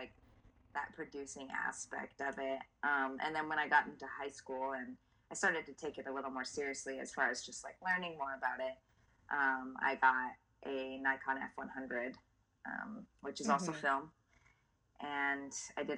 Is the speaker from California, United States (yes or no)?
yes; Southern California, United States; growing up in Southern California